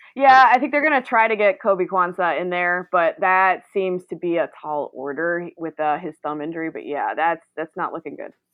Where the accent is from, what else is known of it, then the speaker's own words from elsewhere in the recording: Greensboro, North Carolina, United States; now in Raleigh, United States; Born and raised in Greensboro, mere minutes from where the ACC was actually founded at Sedgefield Country Club